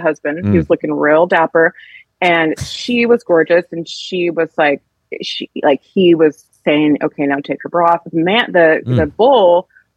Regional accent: Seattle, Washington, United States; I grew up in Seattle

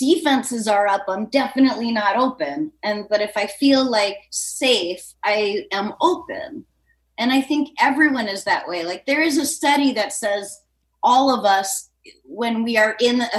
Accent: New Hampshire, United States; I'm from New Hampshire

